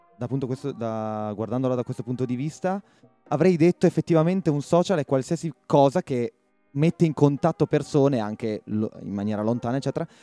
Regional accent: Riva del Garda, Trentino-Alto Adige, Italy; Noi che siamo di Riva del Garda, dove c'è il lago

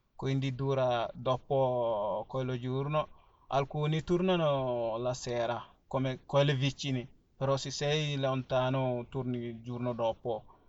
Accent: Senegal; first language Fula; Italian is a second language; now in Italy; poi abbiamo altre lingue, si chiama Wolof, quello si parlano quasi tutti in Senegal, così, e dopo abbiamo tanti lingue diversi di, di, ah, dialetto, perché abbiamo Fula come mia lingua madre

